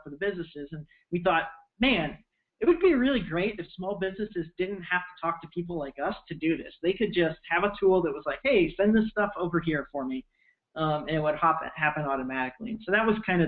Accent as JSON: {"language": "English", "region": "Missouri", "country": "United States", "tie": "born or raised there", "also_born_or_lived": "Columbia, Missouri", "moved": "as an adult", "lives_now": "Bay Area, United States", "said": "I grew up in Missouri. I lived there pretty much my whole"}